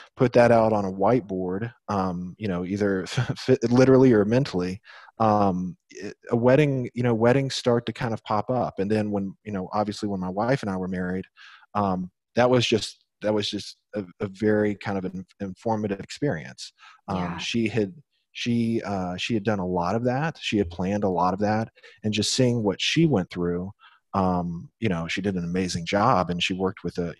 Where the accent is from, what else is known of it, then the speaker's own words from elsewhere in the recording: Nashville, Tennessee, United States; I'm originally from Nashville, Tennessee.